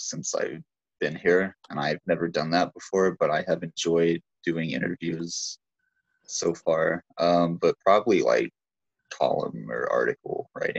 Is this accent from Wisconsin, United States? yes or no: no; Dallas, Texas, United States; also born or lived in Arizona, United States; I'm 21. I am kind of from Arizona, but I'm also from Dallas. I moved to Arizona. I lived here when I was a kid a little bit. I just moved back about a year ago.